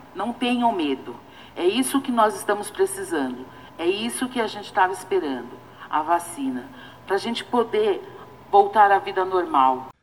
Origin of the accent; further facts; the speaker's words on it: Brazil; Eu estou falando agora como brasileira, como mulher